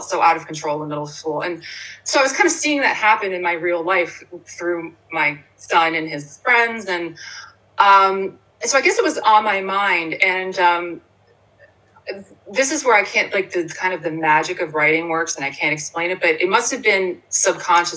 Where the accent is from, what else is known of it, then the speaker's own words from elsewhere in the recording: Bayville, New Jersey, United States; now in Princeton, United States; I grew up in Ocean County. I grew up on the Jersey Shore. So though Pineville is not Bayville where I grew up